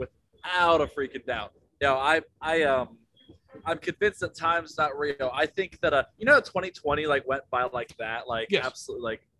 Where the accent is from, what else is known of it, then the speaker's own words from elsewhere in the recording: Cincinnati, Ohio, United States; I was born in Cincinnati.